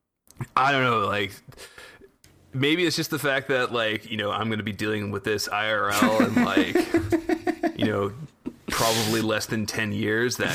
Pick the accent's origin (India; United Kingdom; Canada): Canada; growing up in Canada